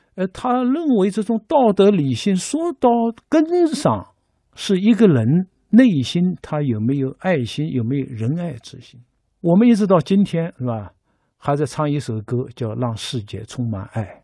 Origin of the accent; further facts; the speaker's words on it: China; 我们中国人就是靠着每天在按照礼的要求去做